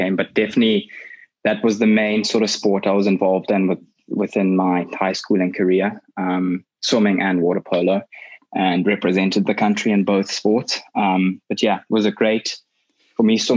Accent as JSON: {"language": "English", "region": "Bulawayo", "country": "Zimbabwe", "tie": "born or raised there", "also_born_or_lived": "Pretoria, South Africa", "moved": "as an adult", "lives_now": "England, United Kingdom", "said": "Grew up in a small town, Bulawayo, Zimbabwe."}